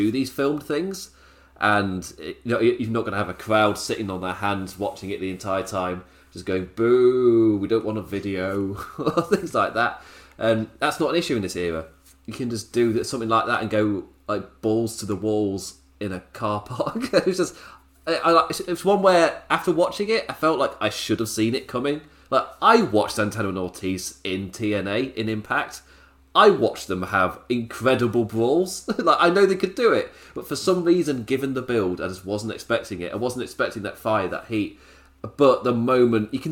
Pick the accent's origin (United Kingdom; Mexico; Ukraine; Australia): United Kingdom; being British